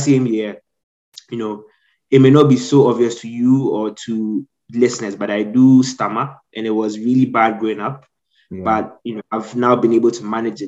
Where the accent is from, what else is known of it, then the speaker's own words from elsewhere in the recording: Ghana; moved away as an adult; also born or lived in United States; now in United Kingdom; I spent most of my life in Ghana, so that's where I grew up, hence my accent.